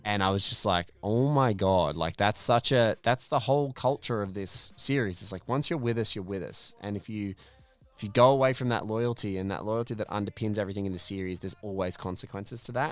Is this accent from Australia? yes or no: yes; Australia; in Australian parlance, we call it a smoke bomb.